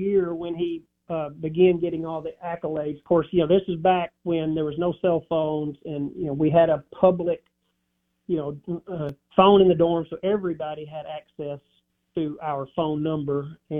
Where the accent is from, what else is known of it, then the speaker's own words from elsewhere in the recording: Dyersburg, Tennessee, United States; Dyersburg, Tennessee.